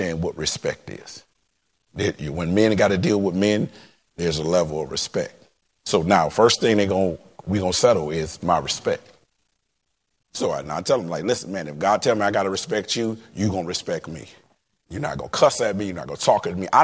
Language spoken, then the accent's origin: English; Detroit, Michigan, United States; I'm from Detroit